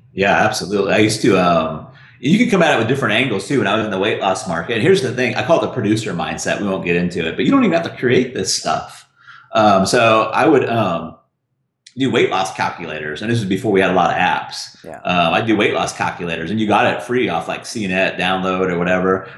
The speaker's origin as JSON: {"language": "English", "town": "Russellville", "region": "Arkansas", "country": "United States", "said": "I'm from Russellville, Arkansas"}